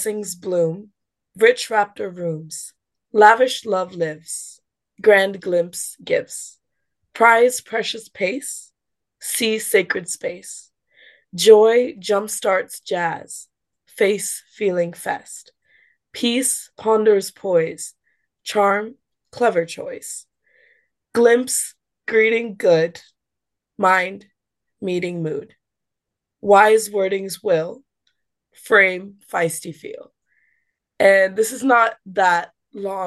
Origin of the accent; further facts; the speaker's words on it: Singapore; having grown up in Singapore